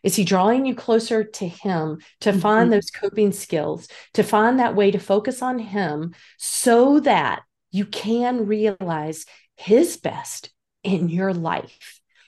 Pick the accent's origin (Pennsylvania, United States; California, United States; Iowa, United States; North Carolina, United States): North Carolina, United States; Lord, I'm from North Carolina originally.